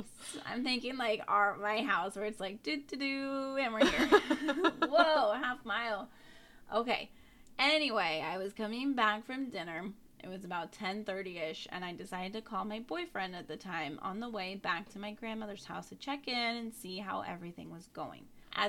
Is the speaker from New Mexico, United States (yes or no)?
yes; New Mexico, United States; I was born and raised in New Mexico on a small Native reservation about 15 minutes from south of Albuquerque. And being Native American and living on the reservation